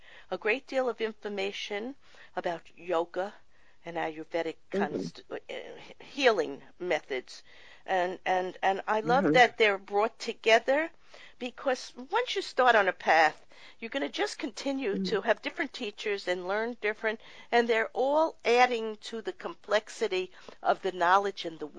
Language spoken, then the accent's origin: English; New York, United States; I grew up in New York